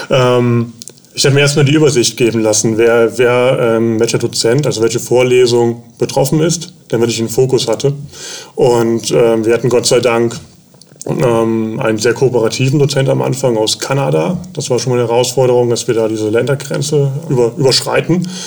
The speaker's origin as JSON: {"language": "German", "town": "Bonn", "region": "North Rhine-Westphalia", "country": "Germany", "tie": "born there", "moved": "as an adult", "lives_now": "Elmshorn, Germany", "said": "wohne in Elmshorn, komme gebürtig aus Bonn. Bin damals hier hochgezogen, wegen, wegen der Stelle auch."}